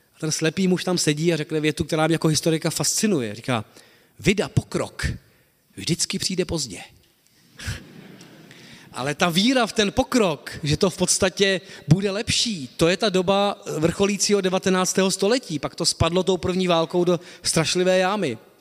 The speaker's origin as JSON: {"language": "Czech", "country": "Czechia"}